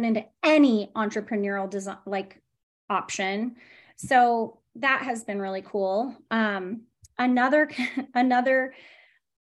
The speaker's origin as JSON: {"language": "English", "town": "San Diego", "region": "California", "country": "United States", "tie": "born or raised there", "said": "I'm from San Diego, born and bred"}